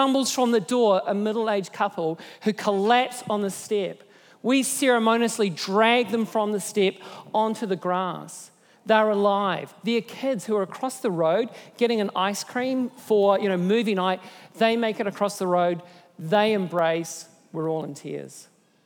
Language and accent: English; Nelson, New Zealand; moved away; I'm from Nelson, and that's my hometown